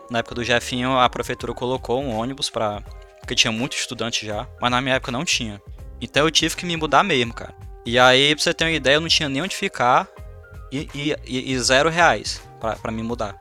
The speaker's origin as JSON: {"language": "Portuguese", "town": "Madalena", "region": "Ceará", "country": "Brazil", "tie": "born or raised there", "said": "a minha infância foi com o Jeff. A gente cresceu junto ali no Ceará, em Madalena"}